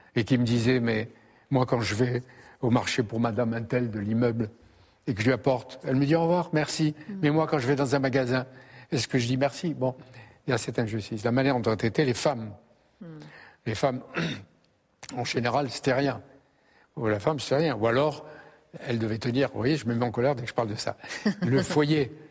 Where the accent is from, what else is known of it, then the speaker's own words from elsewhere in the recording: Algeria; now in France; je venais d'Algérie à un moment de la guerre d'Algérie